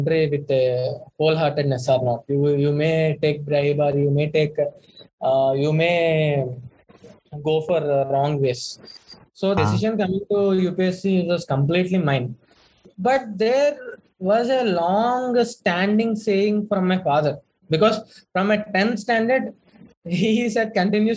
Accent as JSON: {"language": "English", "town": "Bhimavaram", "region": "Andhra Pradesh", "country": "India", "tie": "born or raised there", "also_born_or_lived": "Chennai", "moved": "as an adult", "said": "my hometown is Bhimavaram, which is a very remote place"}